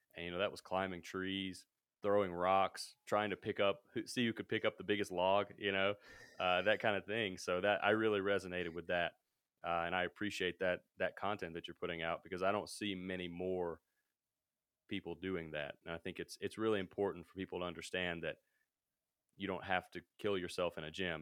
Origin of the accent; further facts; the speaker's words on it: Mississippi, United States; moved away as an adult; also born or lived in Denver, Colorado; now in Colorado, United States; I'm from Mississippi, uh, so I'm from way down south.